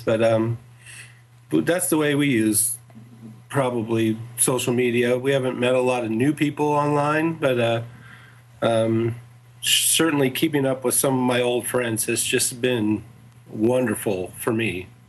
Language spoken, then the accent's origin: English; California, United States; also born or lived in northern Kentucky; now in Dallas, United States; being so far from home, I'm originally from California